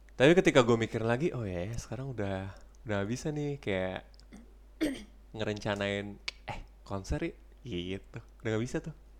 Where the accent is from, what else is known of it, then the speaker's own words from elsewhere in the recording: Indonesia; moved away as an adult; also born or lived in Frankfurt, Germany; now in Germany; gue kalau di Indonesia gak pernah pindahan gue gue dari kecil di situ